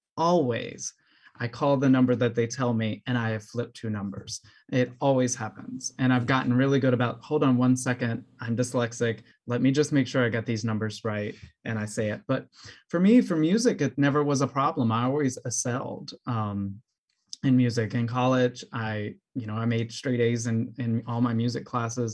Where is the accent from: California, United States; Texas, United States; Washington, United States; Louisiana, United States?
Louisiana, United States; New Orleans; also born or lived in Mississippi / Atlanta / Peoria, Illinois; now in Chicago, United States; I'm from New Orleans originally, and I found my way up to Chicago, Illinois